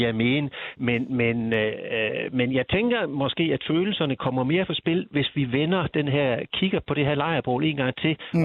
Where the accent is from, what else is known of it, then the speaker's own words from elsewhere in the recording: Denmark; jeg kan jo ikke løbe fra, at jeg er dansker